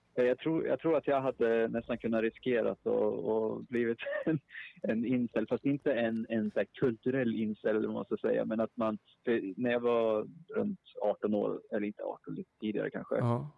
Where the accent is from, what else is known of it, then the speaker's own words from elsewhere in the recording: Sundsvall, Västernorrland County, Sweden; now in Uppsala, Sweden; Jag bor i Uppsala, men jag är från Sundsvall